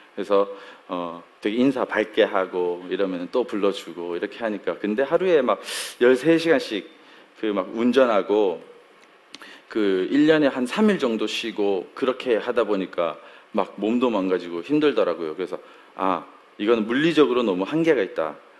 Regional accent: Daegu, South Korea; moved away as an adult; 제가 서울 사람이 아니에요. 제가 대구에서 잠깐 한 잠깐 살았는데요. 한 잠깐 한 20년 정도 살았는데

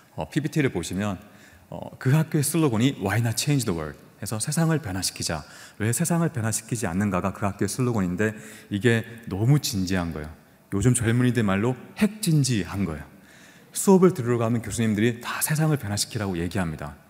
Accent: Busan, South Korea; 부산에 영도라는 섬이 있어요. 그 영도라는 섬에서 저는 태어났고 초등학교, 중학교, 고등학교도 다 그곳에서 보냈습니다.

